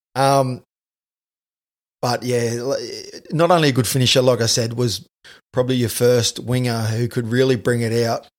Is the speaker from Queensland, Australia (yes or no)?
yes; North Queensland, Australia; I grew up in North Queensland.